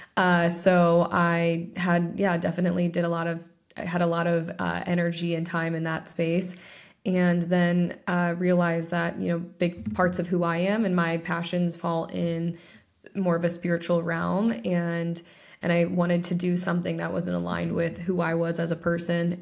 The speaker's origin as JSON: {"language": "English", "region": "Ohio", "country": "United States", "tie": "born or raised there", "said": "my hometown, which is in Ohio"}